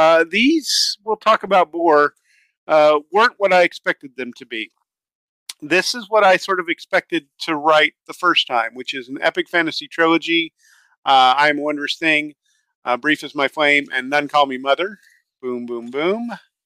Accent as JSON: {"language": "English", "country": "Canada", "said": "At times, as the Canadian, if you go look at the Gray and Simcoe unit history"}